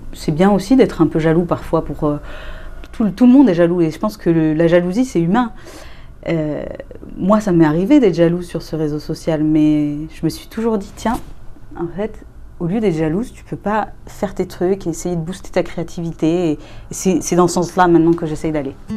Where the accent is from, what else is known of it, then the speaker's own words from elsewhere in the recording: Rennes, Brittany, France; moved away as an adult; also born or lived in Barcelona; je suis partie, j'avais 21 ans de Rennes